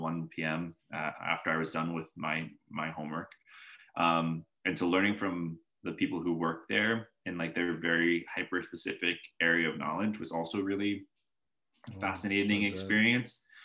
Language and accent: English; Northern Virginia, United States; also born or lived in Boulder, Colorado / Seattle, Washington; I was born in Boulder, Colorado. Stayed there okay. for the first six years of my life, and briefly hopped over to Seattle, and then found myself in um, kind of the Northern Virginia area, Arlington, McLean, Herndon, Reston, that that area over there